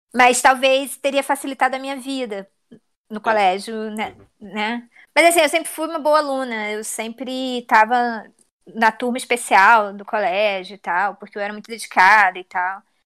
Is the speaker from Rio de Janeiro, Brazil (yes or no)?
yes; Rio de Janeiro, Brazil; also born or lived in Southampton, England; a minha vida inteira eu vivi no Meyer